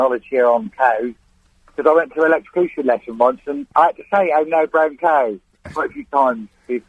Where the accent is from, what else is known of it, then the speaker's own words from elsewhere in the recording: Cornwall, South West England, United Kingdom; now in Greenford, United Kingdom; I'm Cornish.